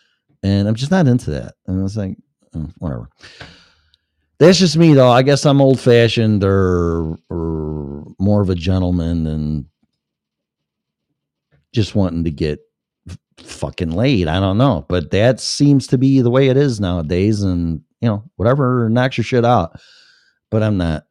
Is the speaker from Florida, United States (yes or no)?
no; Chicago, Illinois, United States; I was born and raised in Chicago